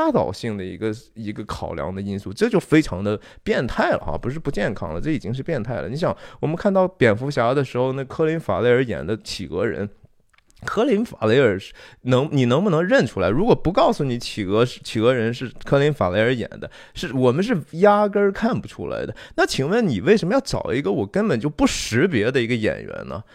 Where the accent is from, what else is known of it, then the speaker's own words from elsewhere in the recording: China; 我我中国人不也说嘛，说天人交战哈